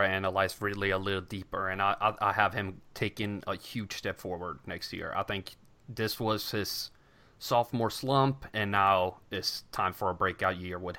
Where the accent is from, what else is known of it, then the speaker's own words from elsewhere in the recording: Sweden; English is a second language; moved away; growing up in Sweden